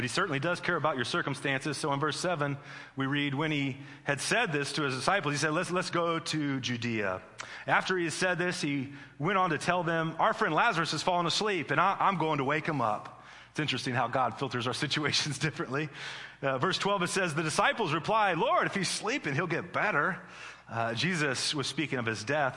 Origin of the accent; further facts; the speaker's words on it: Midwest, United States; I'm from the Midwest